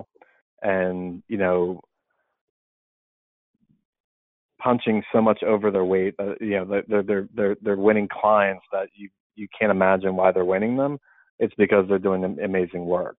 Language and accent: English; Philadelphia, Pennsylvania, United States; moved away as an adult; now in Boston, United States; I'm from Philadelphia, born and bred. I'm always going to be from Philly